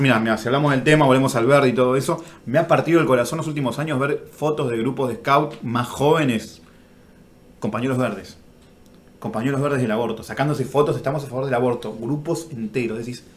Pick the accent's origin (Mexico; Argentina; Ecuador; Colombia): Argentina; Somos argentinos